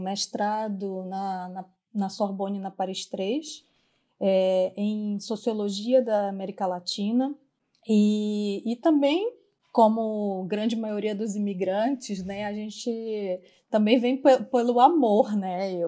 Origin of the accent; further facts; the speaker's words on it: Amapá, Brazil; accent: tucuju; moved away as an adult; now in France; eu sou amapaense, eu, eu tenho uma origem indígena, como a grande maioria do, das pessoas do meu estado, da Amazônia